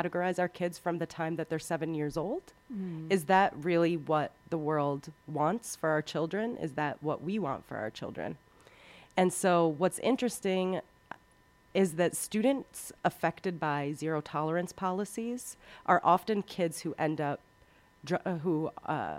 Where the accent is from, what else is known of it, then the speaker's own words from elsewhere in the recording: Waterbury, Connecticut, United States; I was working in my hometown in Waterbury, Connecticut